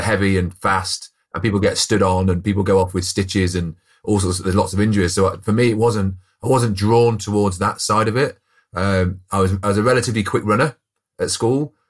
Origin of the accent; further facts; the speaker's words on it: Coventry, West Midlands, United Kingdom; I grew up in Coventry. So I'm a Coventry lad